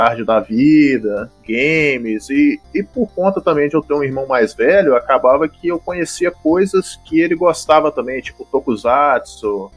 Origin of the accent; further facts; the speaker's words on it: Governador Valadares, Minas Gerais, Brazil; eu sou do interior de Minas Gerais, governador Valadares